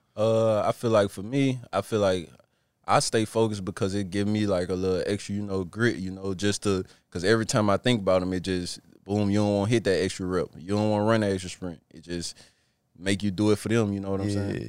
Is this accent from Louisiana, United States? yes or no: yes; Plaquemine, Louisiana, United States; moved away as an adult; now in Washington, United States; growing up in Plaquemine